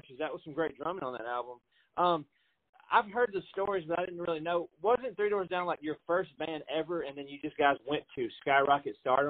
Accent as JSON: {"language": "English", "town": "Franklin", "region": "Tennessee", "country": "United States", "lives_now": "Nashville, United States", "said": "I'm a Nashville, well, not Nashville native. I was from Franklin"}